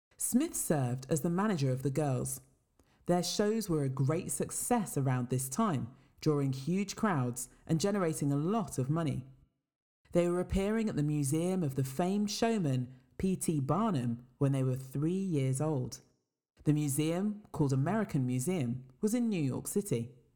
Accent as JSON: {"language": "English", "town": "Worcester", "region": "West Midlands", "country": "United Kingdom", "tie": "born or raised there", "said": "I was born and raised in Worcester in England, and both my parents come from Jamaica."}